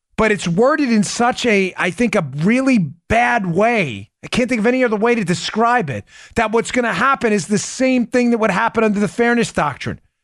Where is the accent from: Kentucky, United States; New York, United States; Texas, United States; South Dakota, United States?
New York, United States; I'm an Italian from New York